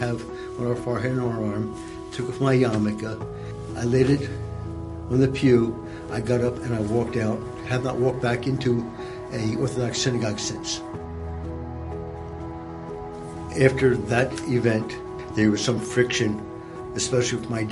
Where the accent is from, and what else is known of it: Philadelphia, Pennsylvania, United States; born or raised there